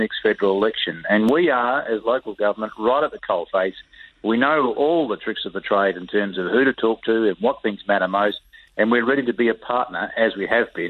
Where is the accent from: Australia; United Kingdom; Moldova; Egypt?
Australia; South Australia; my home state of South Australia